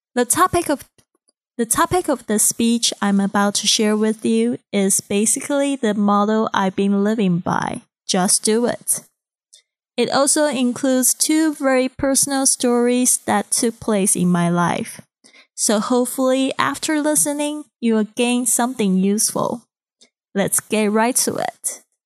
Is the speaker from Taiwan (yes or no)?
yes; Kaohsiung, Taiwan; English is a second language; moved away as an adult; now in Shanghai, China; I'm originally from Kaohsiung, Taiwan, and I've been in Shanghai for almost six years.